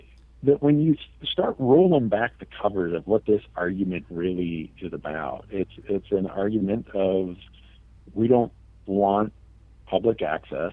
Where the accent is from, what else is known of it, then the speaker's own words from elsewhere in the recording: Minnesota, United States; now in Montana, United States; I grew up in Minnesota